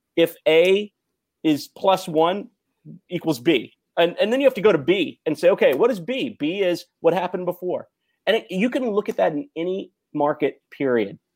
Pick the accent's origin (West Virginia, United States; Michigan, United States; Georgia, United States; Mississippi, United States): Mississippi, United States; also born or lived in Tennessee; I was a Jewish kid growing up in Mississippi and Tennessee.